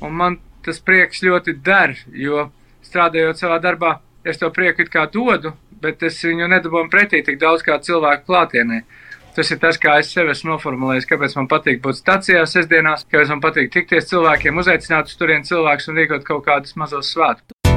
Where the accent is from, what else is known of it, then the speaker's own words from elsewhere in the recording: Ērgļi, Vidzeme, Latvia; moved away; es esmu dzimis ēgdos